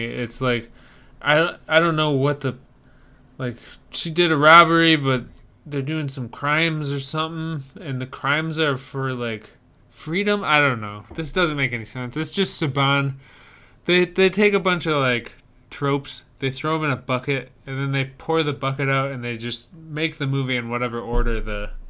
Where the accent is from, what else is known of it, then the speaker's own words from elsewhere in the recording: Ireland; I'm Irish. I'm I'm. It's baked into me to hate them.